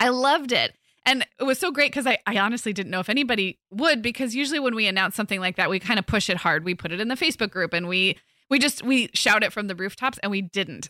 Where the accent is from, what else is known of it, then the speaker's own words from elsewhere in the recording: California, United States; moved away; also born or lived in Midwest; growing up in California